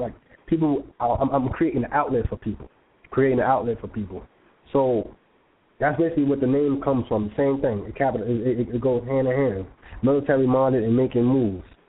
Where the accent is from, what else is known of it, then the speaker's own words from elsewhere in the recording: New York City, New York, United States; I grew up in the South Bronx